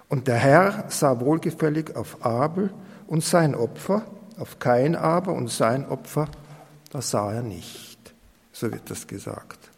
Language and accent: German; Austria; wenn ich da zum Beispiel über die Felder gehe und bei uns in Österreich noch die Martaln sehe